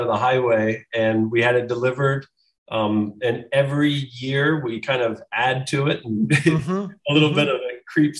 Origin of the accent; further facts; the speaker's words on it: St. Paris, Ohio, United States; now in New York, United States; I was raised in Champaign County.